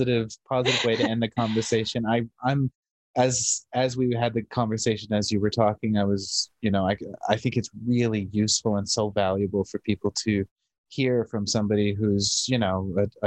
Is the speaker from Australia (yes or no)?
no; Canada; also born or lived in United Kingdom; I'm a Canadian guy who went abroad to the UK for law, and I've come back